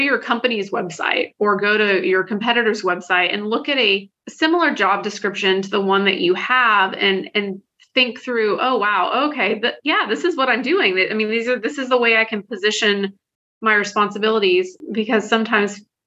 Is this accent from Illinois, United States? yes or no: no; Texas, United States; now in Washington, D.C., United States; I've lived in DC for a little bit of time now, but I'm originally from Texas.